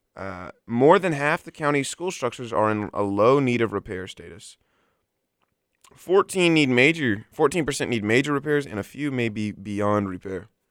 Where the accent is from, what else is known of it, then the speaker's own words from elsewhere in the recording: Mobile, Alabama, United States; I'm from Mobile.